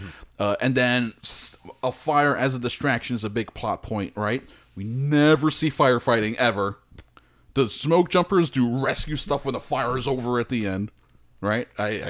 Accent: United States; Am I British? No, I'm not British. I wish I was sometimes, but I'm not. I'm an American

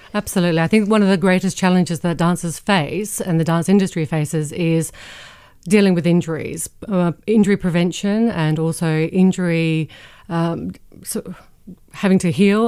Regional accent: Adelaide, South Australia, Australia; moved away; when I was growing up in Australia

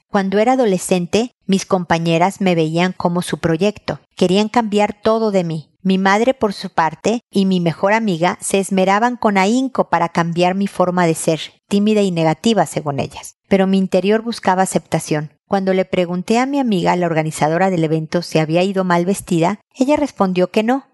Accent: Mexico; accent: Mexican; te lo estoy diciendo en mexicano

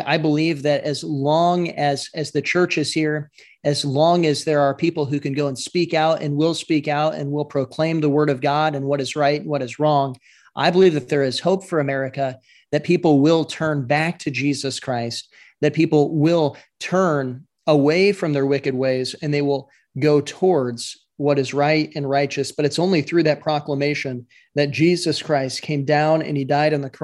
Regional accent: Iowa, United States; I'm from Iowa

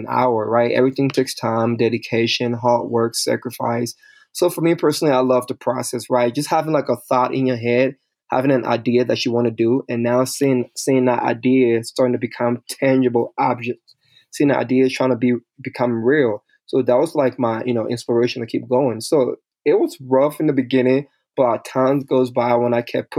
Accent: Liberia; moved away; I'm originally from Liberia, West Africa

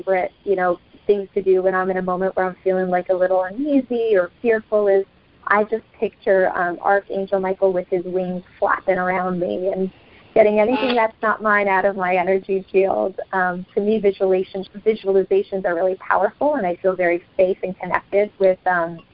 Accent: Brazil; moved away; I grew up in Brazil.

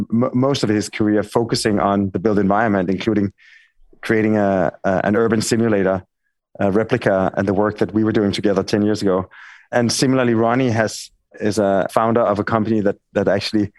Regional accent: Denmark; accent: Danish; my Danish accent.

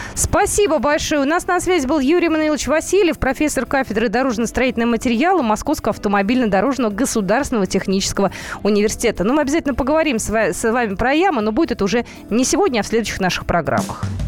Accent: Moscow, Russia; как москвичка

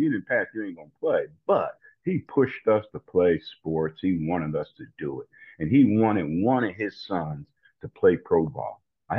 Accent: New Jersey, United States; And so, I'm a Baptist from New Jersey.

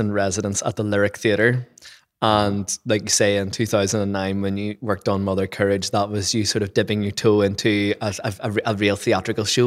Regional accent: Lisburn, Northern Ireland, United Kingdom; accent: Northern Irish; Lisburn, which is my hometown

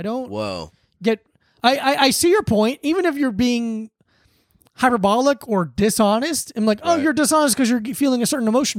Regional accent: South Florida, United States; I grew up in South Florida.

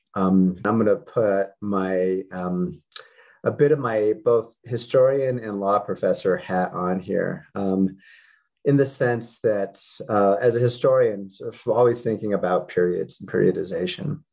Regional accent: Denver, Colorado, United States; I was born and raised in Denver

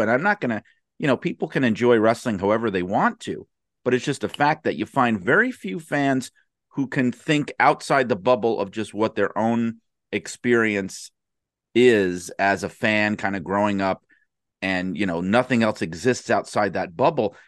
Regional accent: New York City, New York, United States; my mother had this big, rowdy, crazy Brooklyn, New York, Italian family that essentially raised me

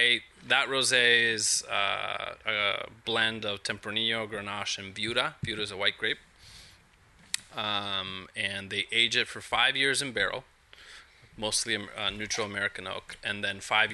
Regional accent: Mexico City, Mexico; now in Napa, United States; I was born and raised in Mexico City to two parents who are involved in academia.

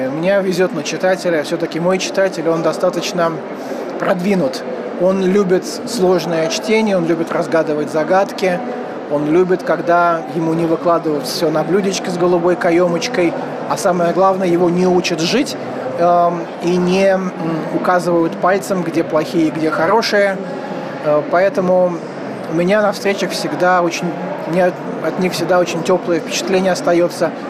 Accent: Saint Petersburg, Russia; хотя я как питерский человек, конечно же, должен э, так несколько демонстрировать интеллигентское недовольство э, бывшей столицы.

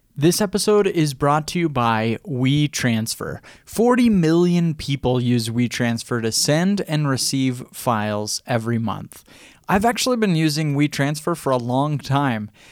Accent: Idaho, United States; I'm a kid from Idaho with this little blog

